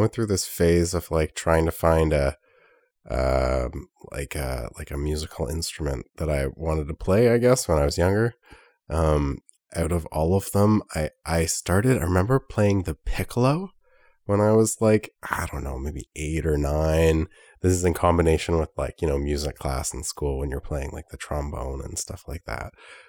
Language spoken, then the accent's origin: English; Ottawa, Ontario, Canada; I'm from Ottawa. I work for the Government of Canada.